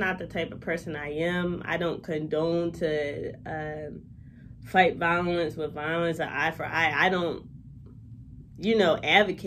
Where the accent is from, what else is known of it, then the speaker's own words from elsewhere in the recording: Philadelphia, Pennsylvania, United States; I'm from West Philadelphia, and I love my city